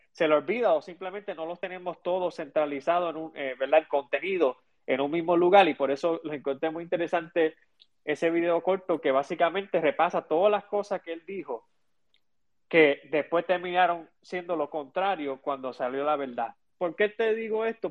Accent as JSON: {"language": "Spanish", "town": "Chicago", "region": "Illinois", "country": "United States", "tie": "born or raised there", "moved": "yes", "lives_now": "Puerto Rico", "said": "vivo, ¿verdad?, e, en Puerto Rico eh, y em, me crié en Chicago"}